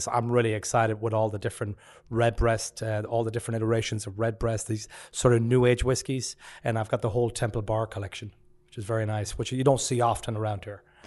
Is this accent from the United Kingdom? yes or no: no; West Coast of Ireland, west of Ireland, Ireland; now in Memphis, United States; I'm from the West Coast, so I'm a Culchi compared to Patrick